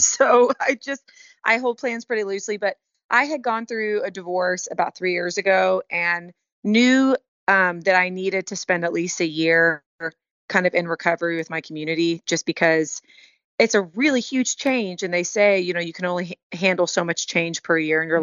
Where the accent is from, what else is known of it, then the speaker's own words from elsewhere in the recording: Houston, Texas, United States; moved away as an adult; also born or lived in Colorado / Long Beach, California; now in Nashville, United States; I grew up in Houston, born and raised, hmm. 18 hmm. years, and then I lived in Colorado for pretty much the next 18 years